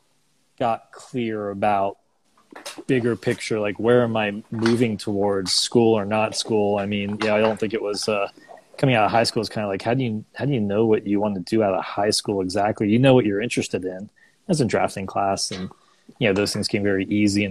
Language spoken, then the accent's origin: English; Orlando, Florida, United States; also born or lived in Fort Lauderdale, Florida; I was born in South Florida, you know, Fort Lauderdale, but my parents moved pretty early on